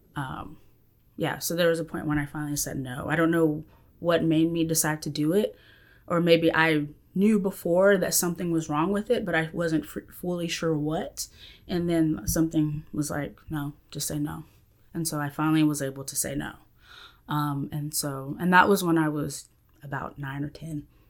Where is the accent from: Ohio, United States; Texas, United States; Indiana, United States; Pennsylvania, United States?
Texas, United States; Central; I am from Central Texas area